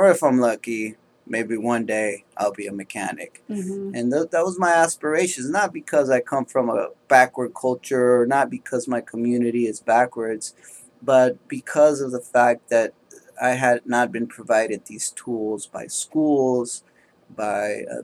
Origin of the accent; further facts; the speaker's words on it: Oakland, California, United States; I was raised in Oakland, California